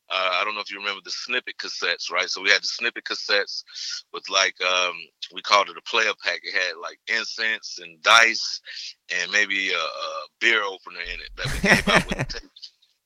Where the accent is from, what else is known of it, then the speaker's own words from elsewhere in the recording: Savannah, Georgia, United States; also born or lived in Atlanta; Originally from Savannah, Georgia. I was born in Savannah. Beach boy, and I moved to Atlanta when I was like 5 years old, and then I moved back to Savannah like for middle school, and then I did 1 year in high school in Savannah